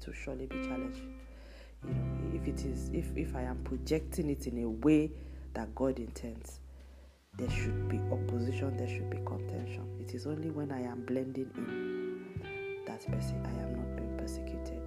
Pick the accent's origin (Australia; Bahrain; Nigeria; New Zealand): Nigeria; moved away; my home country, Nigeria